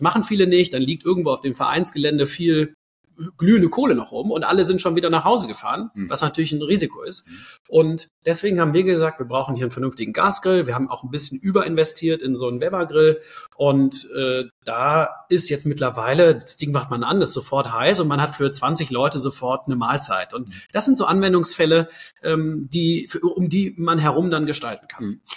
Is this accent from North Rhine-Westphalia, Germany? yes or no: yes; near Cologne, North Rhine-Westphalia, Germany; moved away as an adult; now in Berlin, Germany; ich komme ursprünglich aus der Nähe von Köln, bin da aufgewachsen